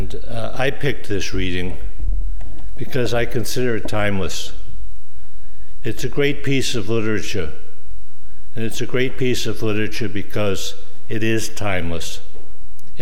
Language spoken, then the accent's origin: English; Boston, Massachusetts, United States; moved away; I come from Boston, and I'm proud of it